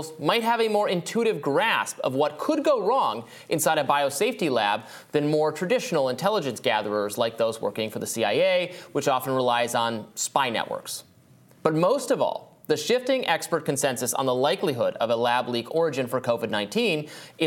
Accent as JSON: {"language": "English", "region": "Michigan", "country": "United States", "tie": "born or raised there", "said": "my home state of Michigan"}